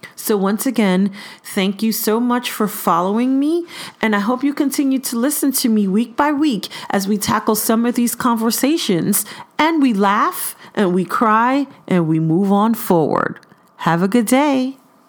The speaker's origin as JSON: {"language": "English", "town": "New York City", "region": "New York", "country": "United States", "moved": "yes", "lives_now": "East Bay, California, United States", "said": "I'm originally from Brooklyn, New York, by ways of East Flatbush"}